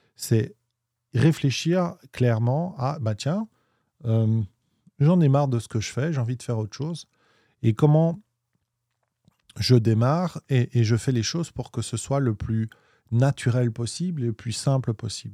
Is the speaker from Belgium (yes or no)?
yes; Belgium; on est belge, on dit 8